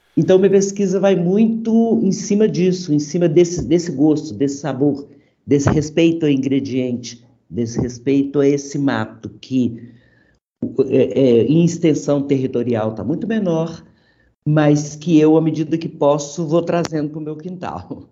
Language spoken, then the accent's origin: Portuguese; Brazil; moved away as an adult; also born or lived in Europe; depois que eu saí do Brasil